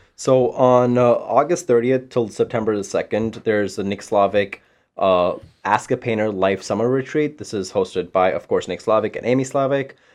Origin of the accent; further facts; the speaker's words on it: Panama; English is a second language; also born or lived in India / Florida; now in Saint Louis, United States; I'm from Panama. I've lived in India. I've lived in Florida.